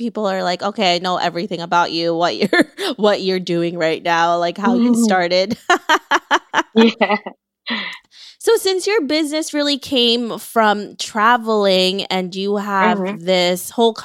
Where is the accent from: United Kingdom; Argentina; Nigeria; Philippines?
Philippines; now in United States; you and I came from the Philippines.